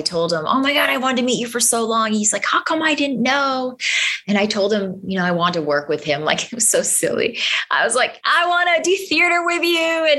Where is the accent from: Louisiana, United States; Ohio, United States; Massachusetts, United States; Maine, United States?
Massachusetts, United States; Boston; I'm from Boston and teach there